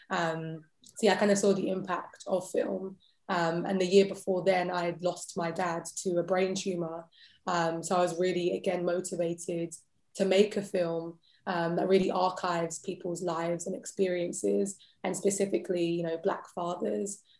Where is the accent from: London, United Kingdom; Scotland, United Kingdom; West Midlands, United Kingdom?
London, United Kingdom; accent: British; I was born and raised in London.